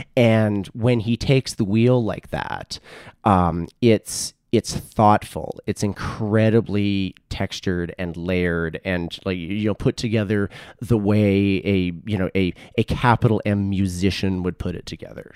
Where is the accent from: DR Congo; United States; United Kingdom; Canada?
Canada; Edmonton, Alberta; moved away as an adult; also born or lived in Toronto; where I grew up in Southwest Edmonton